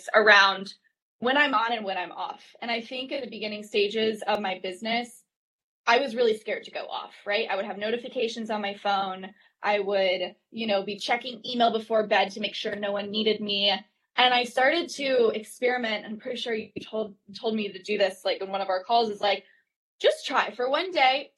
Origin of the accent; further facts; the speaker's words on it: North Carolina, United States; now in Brooklyn, United States; I'm from North Carolina. I grew up like running around farms, like as a kid